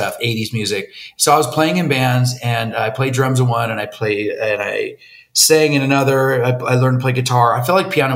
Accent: Coronado, California, United States; now in Pasadena, United States; I grew up down in San Diego in Coronado, it's called

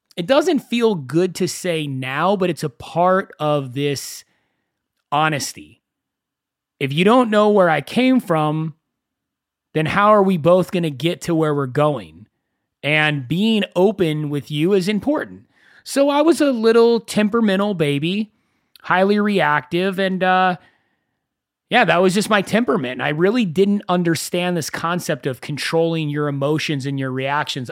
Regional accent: Agoura Hills, California, United States; I grew up in Agora Hills. It's about forty-five minutes to an hour away from Los Angeles

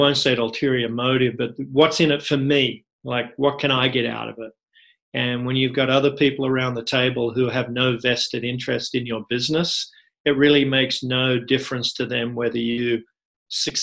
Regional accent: Australia; moved away; I'm originally from Australia

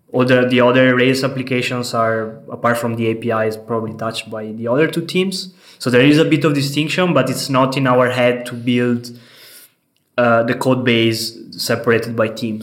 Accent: Venice, Veneto, Italy; moved away as an adult; now in Berlin, Germany; I come from Italy, from Venice, the beautiful city of Venice. I'm here in Berlin for three years.

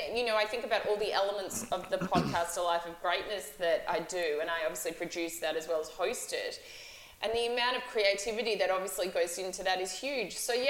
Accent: Melbourne, Victoria, Australia; I'm Australian. I've lived in Melbourne my whole life.

